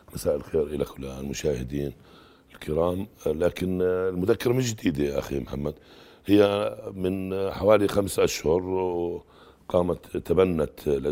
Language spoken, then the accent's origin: Arabic; Jordan; عندنا في الاردن